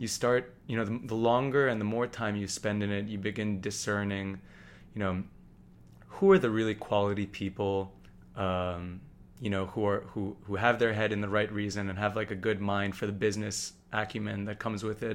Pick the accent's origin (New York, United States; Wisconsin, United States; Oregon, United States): New York, United States; New York City; I grew up here in New York City